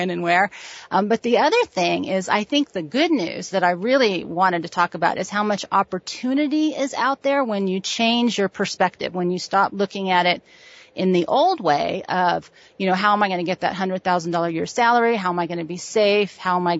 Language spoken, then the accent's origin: English; California, United States; moved away; I'm, you know, from the city, and I'm from California